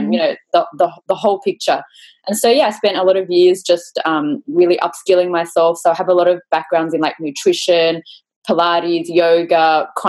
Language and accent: English; Sydney, New South Wales, Australia; I was born in Sydney, raised in Sydney, and I've been here my entire life.